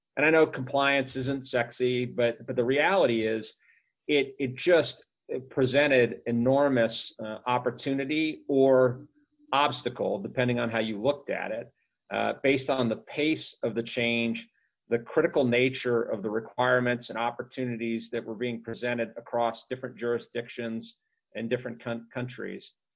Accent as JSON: {"language": "English", "region": "Texas", "country": "United States", "tie": "born or raised there", "moved": "yes", "lives_now": "Minneapolis, United States", "said": "I grew up in Texas"}